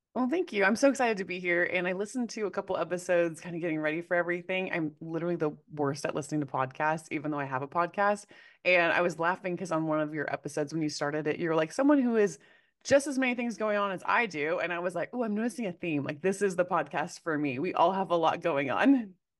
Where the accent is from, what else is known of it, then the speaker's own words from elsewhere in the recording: Corvallis, Oregon, United States; I grew up in Corvallis, Oregon, which is home of Oregon State University